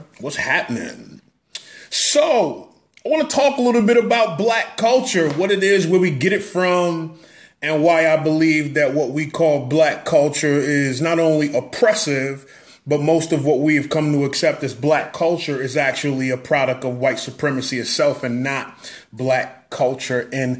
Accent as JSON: {"language": "English", "region": "New York", "country": "United States", "said": "I'm from New York."}